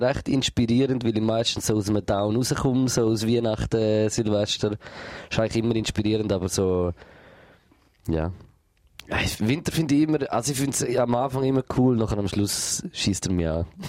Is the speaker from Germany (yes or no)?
no; Switzerland